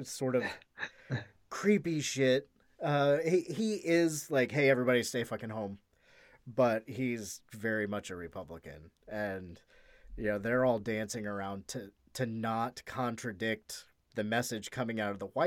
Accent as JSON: {"language": "English", "region": "Midwest", "country": "United States", "accent": "Midwestern", "said": "my Midwestern accent"}